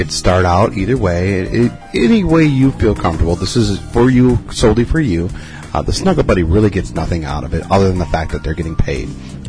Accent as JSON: {"language": "English", "town": "Minneapolis", "region": "Minnesota", "country": "United States", "said": "Yeah, no, sir. I'm from Minneapolis."}